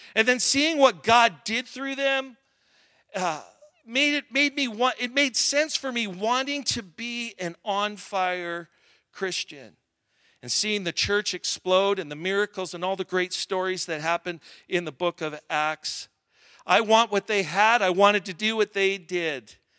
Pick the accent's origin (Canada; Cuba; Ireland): Canada; Alberta; I'm from Alberta